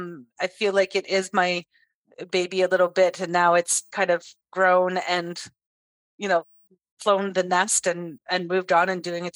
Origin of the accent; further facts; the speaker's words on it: Ottawa, Ontario, Canada; I am the youngest of seven, born and raised in Ottawa.